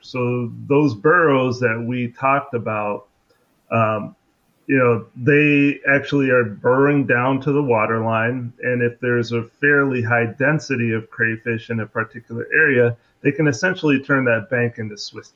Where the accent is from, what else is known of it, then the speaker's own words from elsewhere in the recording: Seattle, Washington, United States; moved away; also born or lived in Louisiana; I grew up in Seattle